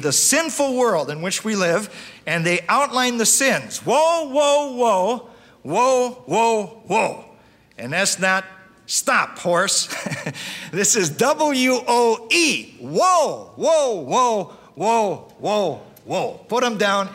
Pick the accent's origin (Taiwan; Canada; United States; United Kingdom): United States; Russell, Iowa; I grew up there in Russell, Iowa